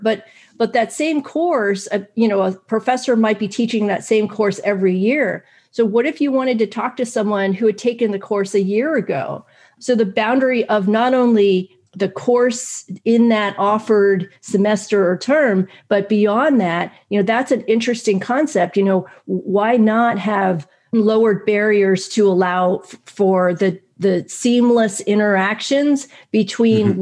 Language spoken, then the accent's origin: English; United States; growing up in America